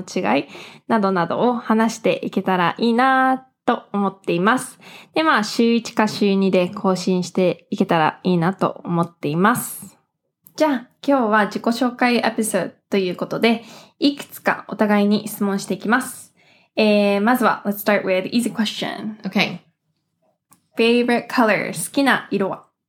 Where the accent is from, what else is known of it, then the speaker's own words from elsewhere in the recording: Los Angeles, California, United States; moved away as an adult; now in Tokyo, Japan; ロス生まれ、ロス育ちのハーフアメリカ人